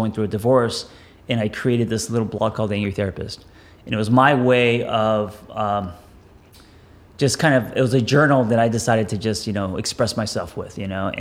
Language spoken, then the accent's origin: English; Los Angeles, California, United States; I grew up in Los Angeles